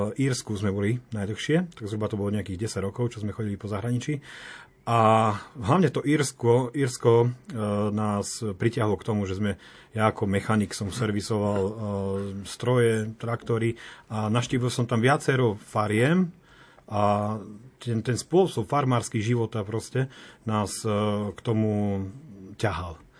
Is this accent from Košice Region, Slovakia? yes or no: no; Vasiľov, Žilina Region, Slovakia; also born or lived in Austria / Germany / Czech Republic / Ireland; Ja som z Vasilova, manželka je z Ruština